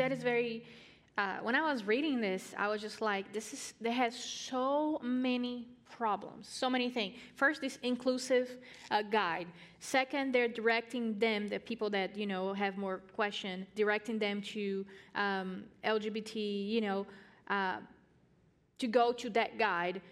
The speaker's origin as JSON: {"language": "English", "country": "Brazil", "said": "I'm from Brazil"}